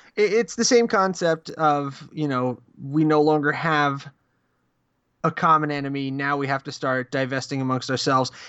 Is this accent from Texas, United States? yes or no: no; New Jersey, United States; where I grew up in Jersey